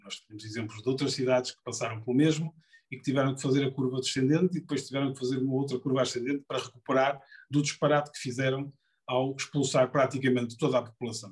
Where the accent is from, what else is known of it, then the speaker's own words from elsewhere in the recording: Porto, Norte, Portugal; eu sou do Porto, nasci no Porto, vivi no Porto, vivo no Porto